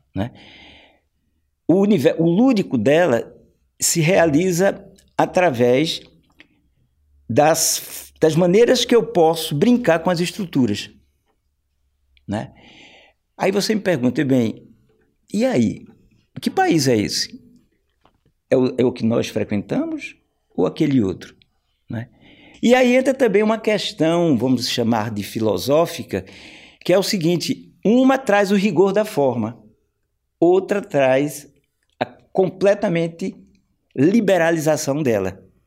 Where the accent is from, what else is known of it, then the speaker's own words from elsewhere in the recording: Brazil; nós, aqui, que somos do Brasil